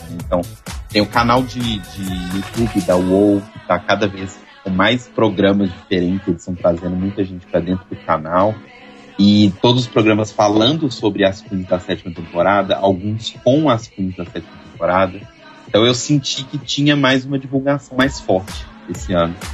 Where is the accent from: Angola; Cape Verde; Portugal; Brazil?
Brazil; Belo Horizonte, Minas Gerais; sou de Belo Horizonte